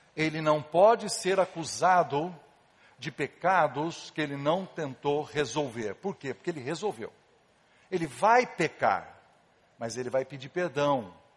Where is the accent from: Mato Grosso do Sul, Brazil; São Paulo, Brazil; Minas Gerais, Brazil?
São Paulo, Brazil; Casa Branca; eu era pequeno, lá em Casabranca, ah, onde eu nasci, no interior de São Paulo